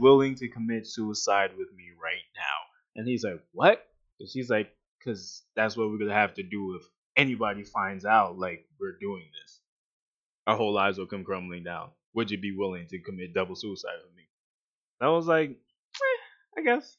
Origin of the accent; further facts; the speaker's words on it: New York, United States; I'm from New York.